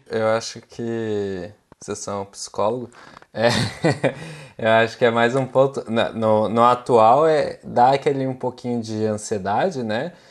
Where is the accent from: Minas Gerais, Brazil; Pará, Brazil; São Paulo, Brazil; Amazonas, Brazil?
São Paulo, Brazil; moved away as an adult; now in Utrecht, Netherlands; eu sou originalmente de São Paulo e hoje eu estou morando aqui em Utrecht